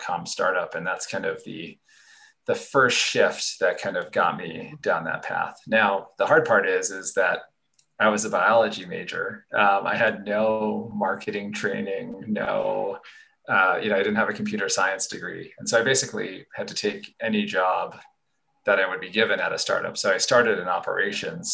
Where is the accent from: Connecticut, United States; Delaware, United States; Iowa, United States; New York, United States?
Connecticut, United States; moved away as an adult; also born or lived in Santa Barbara, California; I grew up in Connecticut where it was cold and rainy